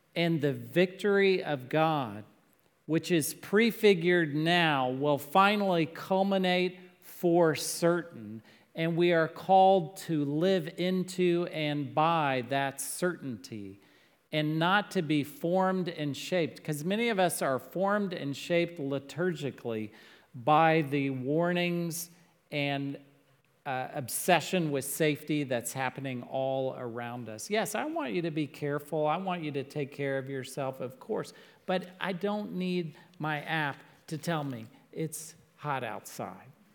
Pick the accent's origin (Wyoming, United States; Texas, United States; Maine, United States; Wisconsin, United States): Texas, United States; I'm from Texas.